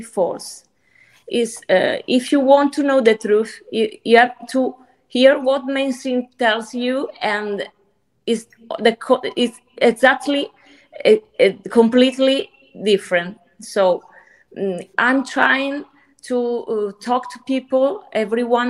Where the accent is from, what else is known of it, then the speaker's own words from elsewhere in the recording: Sardinia, Italy; I'm from Italy. I'm from Sardinia